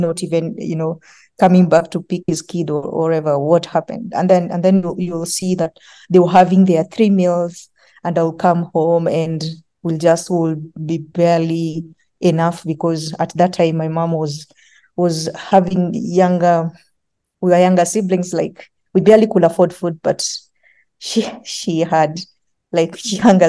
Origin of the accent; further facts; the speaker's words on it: Nairobi, Kenya; I grew up in Kibera slums, and it is hard growing up in Kibera slums